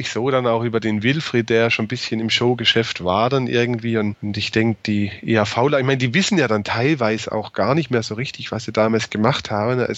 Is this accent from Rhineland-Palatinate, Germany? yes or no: no; Baden-Württemberg, Germany; Also bei uns in Baden-Württemberg, zumindest war so also meine Wahrnehmung, die waren einfach komplett weg.